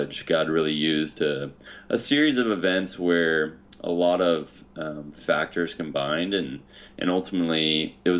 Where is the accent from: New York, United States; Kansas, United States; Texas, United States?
Kansas, United States; Hutchinson; now in California, United States; I grew up in Kansas, Hutchinson, Kansas, the middle of America